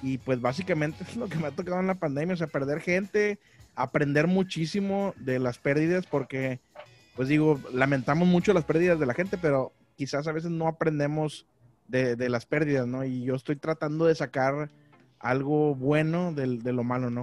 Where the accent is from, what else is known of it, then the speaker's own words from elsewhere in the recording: Monterrey, Nuevo León, Mexico; moved away as an adult; now in Ciudad Mante, Mexico; soy de Monterrey, nací en Monterrey, pero me considero eh, potosino, huasteco, porque mis papás son de allá de, de la Huasteca Potosina